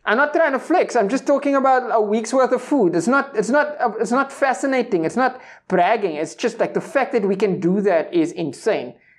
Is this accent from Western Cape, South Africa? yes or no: yes; Cape Town, Western Cape, South Africa; growing up in the Cape Flats, shout-out to Silvertown